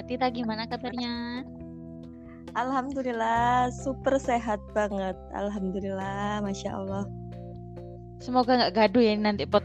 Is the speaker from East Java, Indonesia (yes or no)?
yes; Mojokerto, East Java, Indonesia; born there; Lahir di Mojokerto 27 April 1996